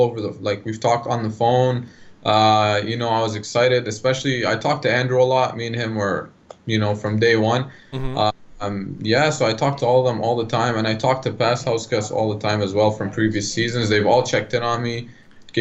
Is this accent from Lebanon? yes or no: yes; Lebanon; now in Canada; I grew up in Lebanon and then me coming here